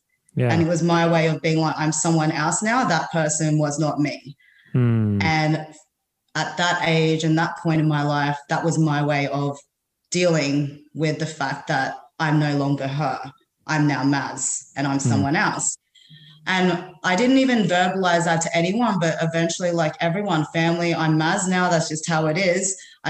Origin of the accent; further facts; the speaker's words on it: Philippines; now in Australia; I'm Filipino.